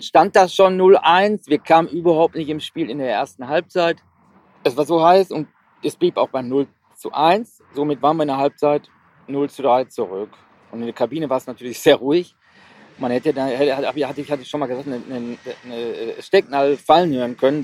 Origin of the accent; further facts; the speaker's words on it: Essen, North Rhine-Westphalia, Germany; ich bin ein, oder wir sind waschechte ne, Essener.